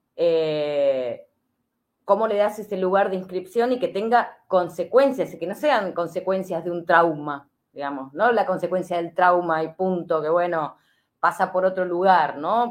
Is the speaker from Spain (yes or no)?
no; Argentina; nosotros también, como argentinos y argentinas